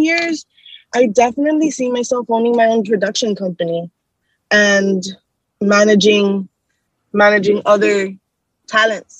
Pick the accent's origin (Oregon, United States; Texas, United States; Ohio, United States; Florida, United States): Florida, United States; South; here at my home, in my home state of Florida, South Florida.